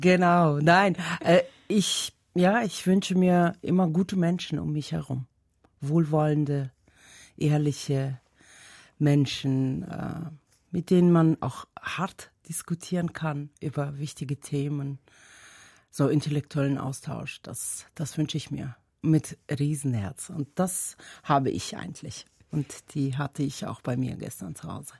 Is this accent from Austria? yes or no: no; Dushanbe, Tajikistan; first language Tajik; German is a second language; moved away as an adult; also born or lived in Germany; now in Switzerland; Ich komme ja aus der Hauptstadt, Dushanbe